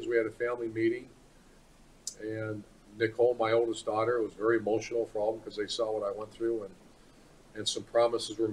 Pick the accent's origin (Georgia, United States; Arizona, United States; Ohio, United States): Ohio, United States; moved away; also born or lived in Florida; That's my home school. That's my home state